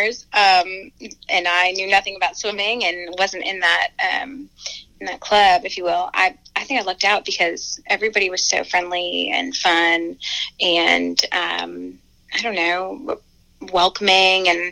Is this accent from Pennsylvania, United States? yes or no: yes; Honesdale, Pennsylvania, United States; my hometown Honesdale is like. It's like 4,000 people and small, and it's, you know, rural, so it's very woodsy